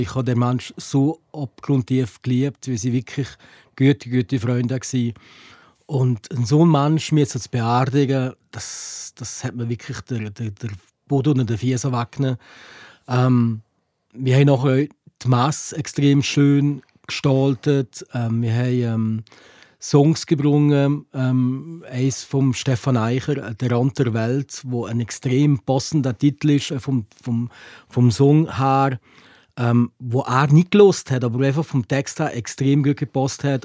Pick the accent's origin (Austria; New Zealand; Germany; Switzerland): Switzerland; Valais; hier bei uns im Wallis